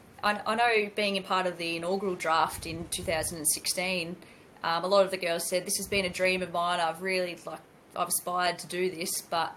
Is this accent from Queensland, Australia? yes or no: no; Ballarat, Victoria, Australia; moved away; Yeah, originally I'm from Ballarat in country Victoria. So grew up on a farm down there, and Aussie Rules essentially come to me in the backyard. I'm getting into my late 20s, early 30s now.